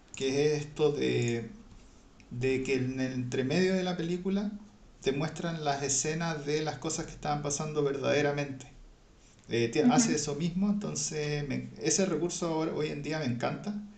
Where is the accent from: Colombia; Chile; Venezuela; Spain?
Chile; nuestro país, nuestra patria